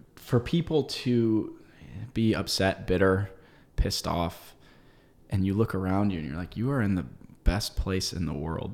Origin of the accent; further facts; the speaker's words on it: United States; I love being an American.